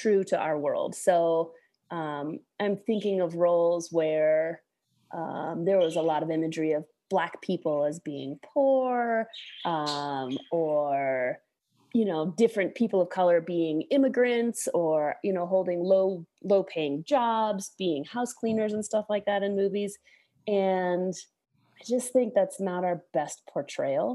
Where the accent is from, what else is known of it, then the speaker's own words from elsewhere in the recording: Alaska, United States; when I was growing up in Alaska as a kid.